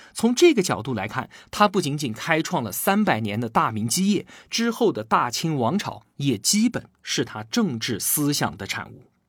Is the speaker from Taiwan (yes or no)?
no; China; 我们中国人历来安土重迁